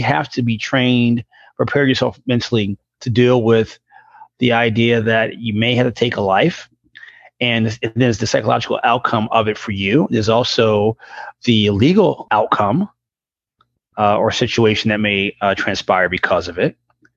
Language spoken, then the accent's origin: English; New York City, New York, United States; Growing up in New York City